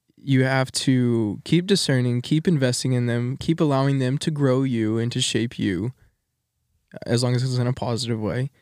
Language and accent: English; Texas, United States; moved away as an adult; I'm from Texas